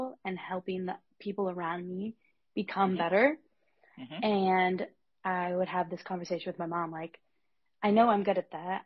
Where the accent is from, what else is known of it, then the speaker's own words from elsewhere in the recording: Nebraska, United States; moved away as an adult; now in Evanston, United States; I'm from Nebraska originally, but the culture kind of where I grew up is that you stay pretty close to home for college.